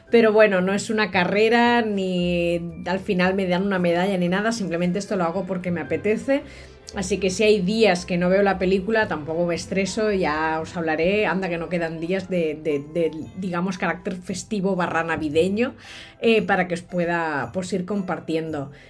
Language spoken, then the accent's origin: Spanish; Catalonia, Spain; nuestra versión me refiero a la de los catalanes, porque yo soy catalana